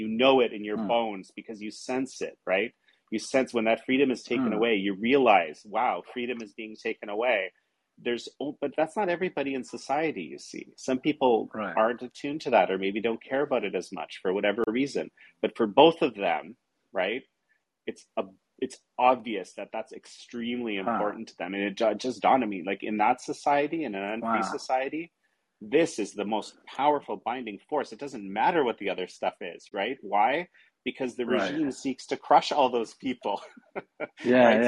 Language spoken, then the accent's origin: English; Toronto, Ontario, Canada; born or raised there